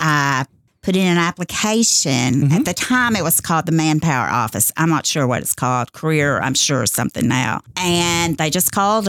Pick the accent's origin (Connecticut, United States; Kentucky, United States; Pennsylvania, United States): Kentucky, United States; Utica; also born or lived in Owensboro; Well, I was born here in Owensboro, and I grew up in Utica, Kentucky, which is just a small little city about 10 miles out of Owensboro.